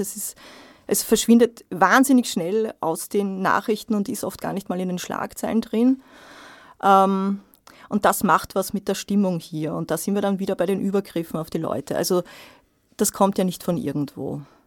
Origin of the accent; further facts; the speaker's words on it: Austria; bei uns in Österreich